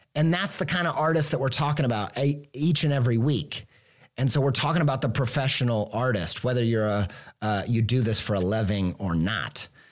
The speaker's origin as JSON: {"language": "English", "region": "Midwest", "country": "United States", "said": "I'm an idiot from the Midwest"}